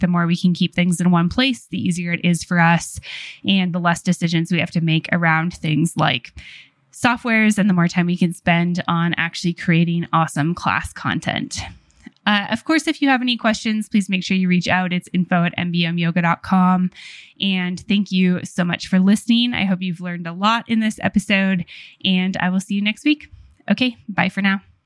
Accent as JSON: {"language": "English", "country": "Canada", "said": "being Canadian"}